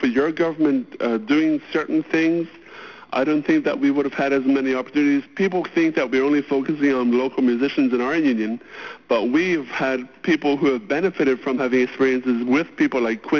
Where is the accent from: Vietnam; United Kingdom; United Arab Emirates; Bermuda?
Bermuda; Somerset, Sandys; I grew up on Rattery Lane in Somerset. I am an Ely's Harbor person.